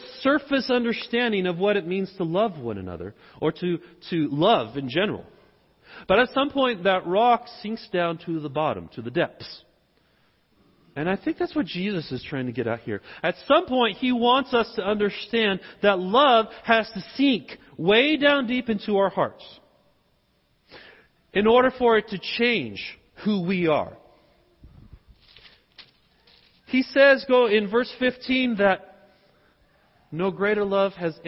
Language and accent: English; the South, United States; accent: southern; I'm speaking with my southern accent.